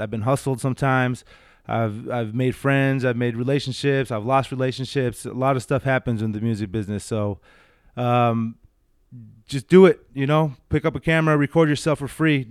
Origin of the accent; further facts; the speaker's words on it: San Diego, California, United States; I was born right here in San Diego.